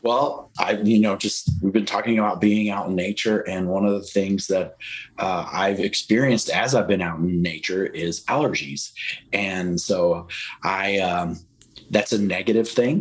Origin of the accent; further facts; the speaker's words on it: Texas, United States; moved away; also born or lived in Wisconsin; I grew up in Texas, and Texas is super hot